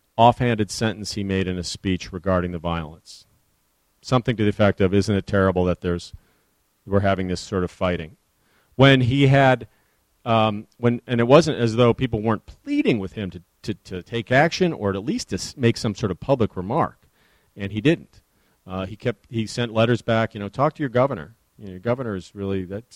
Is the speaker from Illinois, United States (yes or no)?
yes; Chicago, Illinois, United States; also born or lived in Detroit; I grew up in Chicago